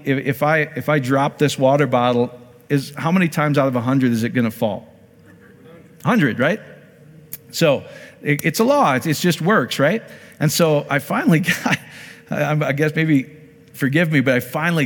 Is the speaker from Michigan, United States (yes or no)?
no; Iowa, United States; I'm from Iowa